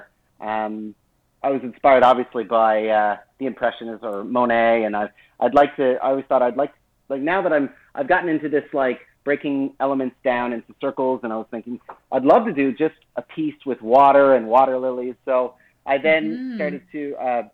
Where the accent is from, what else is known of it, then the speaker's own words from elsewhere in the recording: New Brunswick, Canada; also born or lived in Nova Scotia / Moncton; now in Fogo Island, Canada; I was born in Nova Scotia and lived most of my life in New Brunswick.